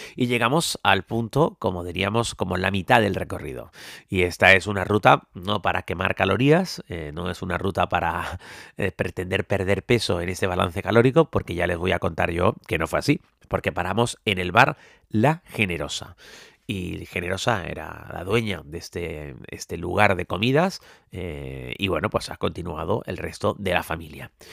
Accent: Tenerife, Canary Islands, Spain; Yo como soy de Tenerife, pues bueno, las cuestas no me preocupan demasiado porque en mi isla todo son cuestas

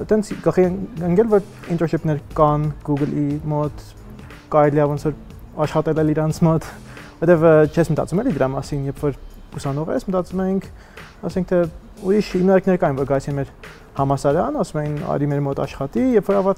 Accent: Netherlands; also born or lived in Armenia / Utrecht, Netherlands / Munich, Germany; ծնվել եմ Հայաստանում, բայց 6 տարեկանից դուրս ենք եկել Հայաստանից, գնացել ենք Հոլանդիա, Հոլանդիայում եմ մեծացել եւ Ուտրեխտի համալսարանում սովորել եմ։

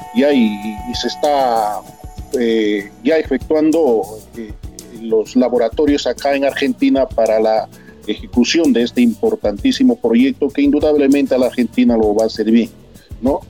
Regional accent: Peru; moved away; en mi país

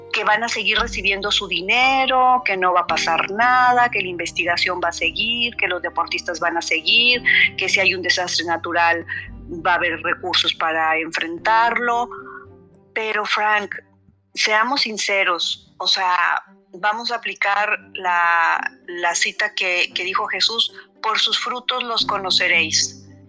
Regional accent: Mexico; nosotros los mexicanos

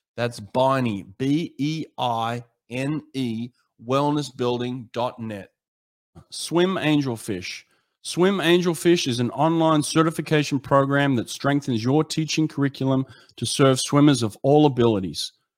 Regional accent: United States; I'm American

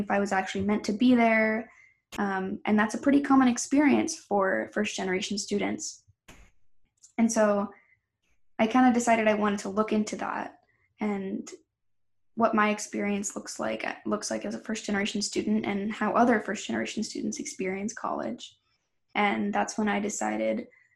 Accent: Milford, New Hampshire, United States; I'm from Milford, New Hampshire. We had a lot of students in my high school

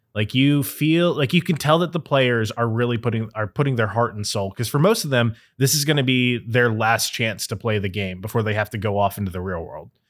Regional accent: Cincinnati, Ohio, United States; growing up in Cincinnati

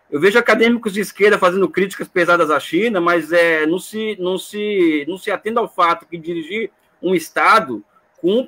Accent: Brazil; só que eu sou brasileiro, né?

